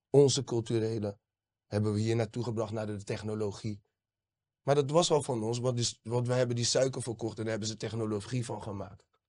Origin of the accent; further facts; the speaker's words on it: Rotterdam, South Holland, Netherlands; ik ben geboren Rotterdammer